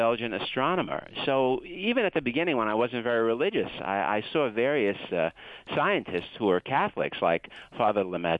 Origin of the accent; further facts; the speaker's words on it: Brooklyn, New York, United States; Well, I grew up in Brooklyn, New York, and there were no mountains there.